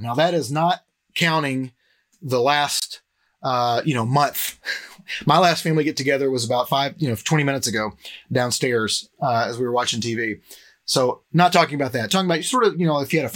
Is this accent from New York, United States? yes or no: no; Cleveland, Tennessee, United States; moved away as an adult; now in Murfreesboro, United States; I'm originally from Cleveland. I live in Murfreesboro now, but I'm from Cleveland, Tennessee.